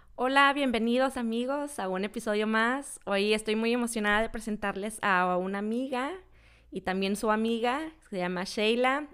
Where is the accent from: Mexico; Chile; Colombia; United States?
Mexico; moved away; also born or lived in central Mexico; en México, pues yo vivía en la última esquina y cuando me fui al centro de México